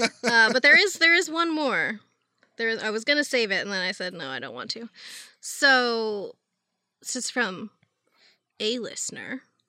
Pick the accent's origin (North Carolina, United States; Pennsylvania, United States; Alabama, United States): Pennsylvania, United States; Pittsburgh; And wouldn't you know it, I'm from Pittsburgh.